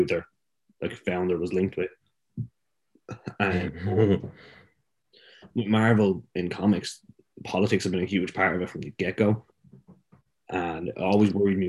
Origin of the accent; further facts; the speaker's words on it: Ireland; us being white Irish kids